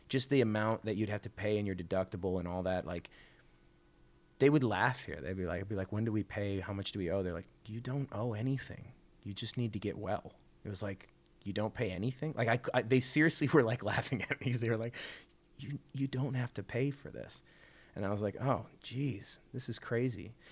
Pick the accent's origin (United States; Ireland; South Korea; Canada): Canada; They know I'm from Canada, so they start saying like, oh, how are the lines for the healthcare?